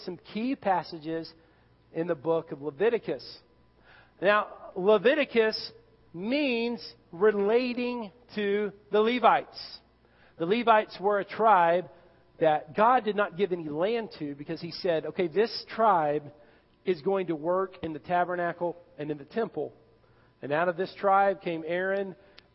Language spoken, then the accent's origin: English; Irving, Texas, United States; growing up in Irving, Texas